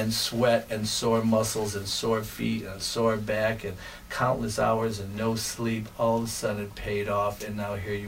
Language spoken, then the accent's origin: English; Chicago, Illinois, United States; moved away as an adult; now in Milwaukee, United States; I was born and raised in Chicago, and in 1983, I got an opportunity to move up to Milwaukee, Wisconsin for a teaching position